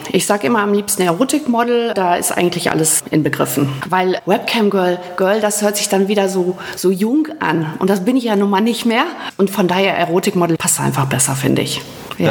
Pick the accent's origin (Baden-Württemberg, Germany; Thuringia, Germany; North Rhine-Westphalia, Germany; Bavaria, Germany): North Rhine-Westphalia, Germany; Rheine; also born or lived in Münsterland; das ist meine Geburtsstadt